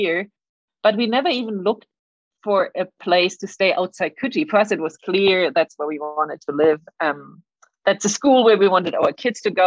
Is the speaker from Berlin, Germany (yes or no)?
yes; Berlin, Germany; moved away as an adult; also born or lived in France / Senegal; now in Sydney, Australia; I grew up in Germany. That's why I have a weird accent. Apologies. In Berlin, and that's where I did my high school.